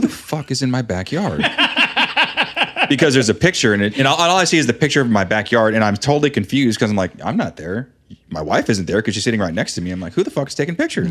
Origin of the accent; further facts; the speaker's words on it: West Coast, United States; now in Dayton, United States; growing up on the West Coast